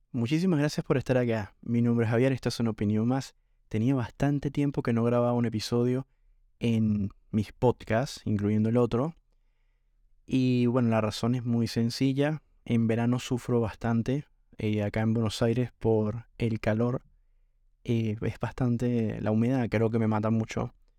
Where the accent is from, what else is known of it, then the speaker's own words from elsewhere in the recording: Venezuela; moved away as an adult; now in Argentina; realmente valoro muchísimo eh, haber nacido en Venezuela. Venezuela me dio todo lo que soy